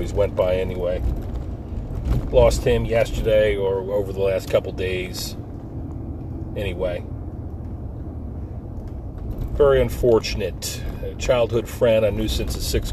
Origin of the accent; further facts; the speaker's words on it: Forked River, New Jersey, United States; We grew up in a picturesque Pine Barrens town on the Barnegat Bay, Forked River, New Jersey, Lacey Township